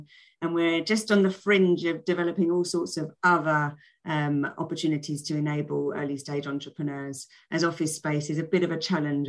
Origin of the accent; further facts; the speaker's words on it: London, United Kingdom; accent: South London; I tried to get rid of my South London accent and improve the way I spoke.